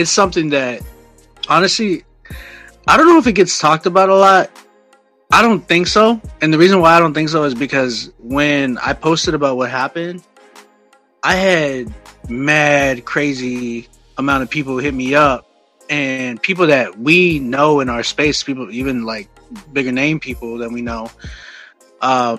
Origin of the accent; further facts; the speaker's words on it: San Antonio, Texas, United States; moved away as an adult; now in Oklahoma, United States; I'm from San Antonio